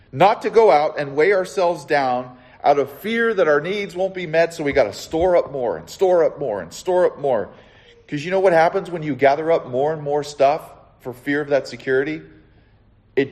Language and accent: English; Southern California, United States; also born or lived in the Carolinas; I'm from Southern California, where it's like granola